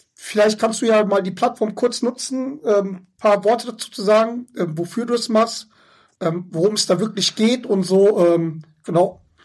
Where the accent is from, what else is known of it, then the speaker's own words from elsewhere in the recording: Schwelm, North Rhine-Westphalia, Germany; Ich sag, Schwelm ist zwischen Wuppertal und Hagen